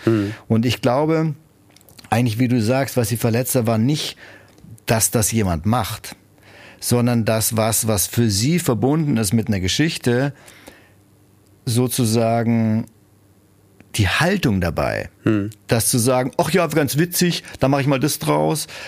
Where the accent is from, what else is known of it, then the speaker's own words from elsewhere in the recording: Germany; als Deutsche, Europäer